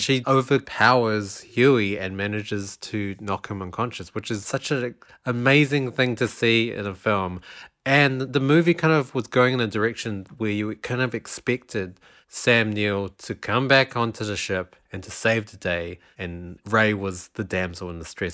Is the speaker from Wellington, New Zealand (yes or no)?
yes; Wellington, New Zealand; moved away; also born or lived in South Island, New Zealand; I'm, I'm from Wellington, which is in the North Island, and for a while in my childhood, I lived two years in the South Island.